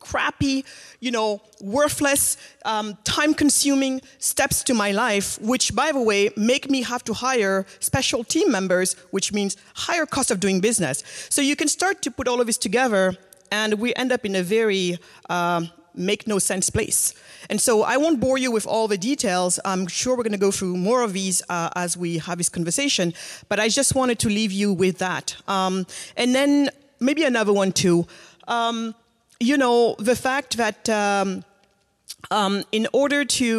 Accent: Senegal; I'm originally from Senegal

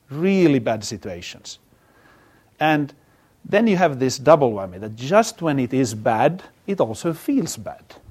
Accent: Finland; moved away; I come from Finland

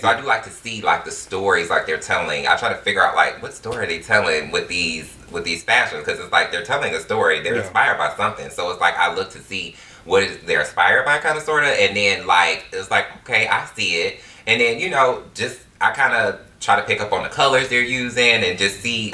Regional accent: Detroit, Michigan, United States; it was actually fun growing up in Detroit. Like, some of my best childhood memories, I can just go back to just growing up, being a kid in the inner city in Detroit

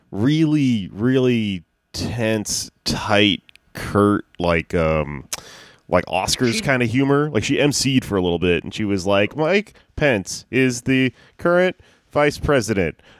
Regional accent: Jamaica; I'm Jamaican. I don't love weed, and I'm coming.

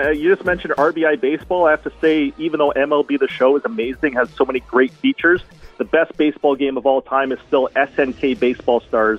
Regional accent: Oshawa, Ontario, Canada; also born or lived in London, Ontario; Kinsmen Stadium in Oshawa, which is the park that I grew up playing at all the way through college.

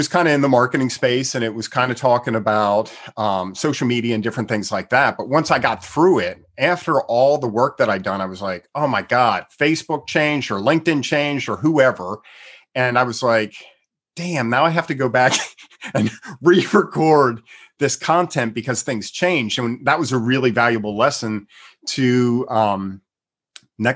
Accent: Pennsylvania, United States; now in Texas, United States; I'm originally from the East Coast, from Pennsylvania, so I'm familiar with snow and ice and all that kind of stuff

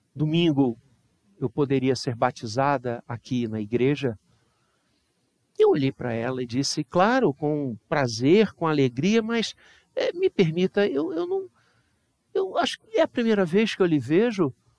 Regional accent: Brazil; nós brasileiros

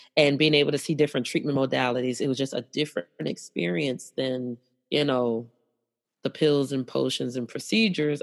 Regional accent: St. Louis, Missouri, United States; moved away as an adult; I ended up moving back to my hometown of St. Louis, Missouri

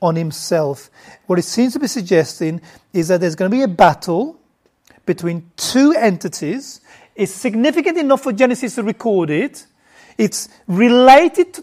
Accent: United Kingdom; also born or lived in Bangladesh; I grew up in the UK.

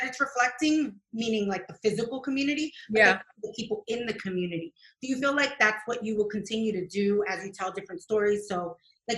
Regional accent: New York City, New York, United States; I'm a New Yorker of Ecuadorian descent.

